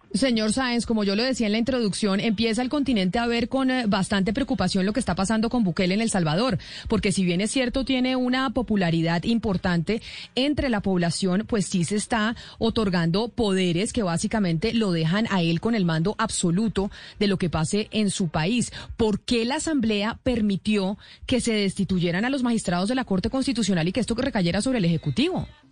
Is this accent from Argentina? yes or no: no; Venezuela; yo como venezolano